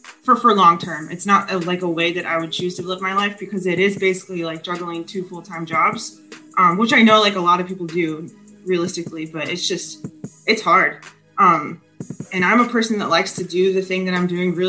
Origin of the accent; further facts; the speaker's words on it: Kansas, United States; Kansas. I'm originally from Kansas. Yeah. Yep. Growing up in Kansas my whole life